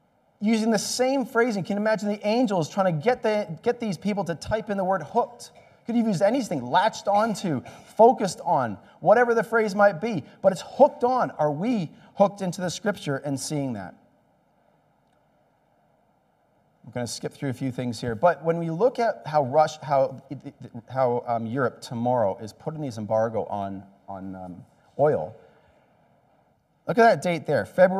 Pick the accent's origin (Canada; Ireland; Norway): Canada; also born or lived in Australia; maybe it's because I'm an electrician and I'm Canadian and Australian